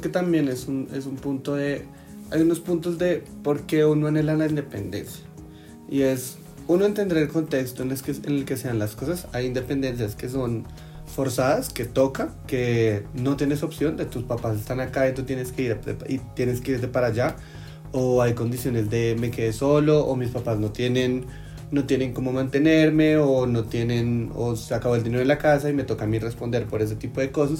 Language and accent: Spanish; Bogotá, Colombia; Yo soy de acá, o sea, yo soy bogotana, rolísima